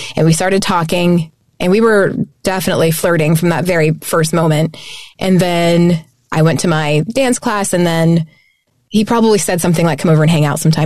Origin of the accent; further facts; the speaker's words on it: Tulsa, Oklahoma, United States; moved away as an adult; also born or lived in Kansas City; I grew up in Tulsa.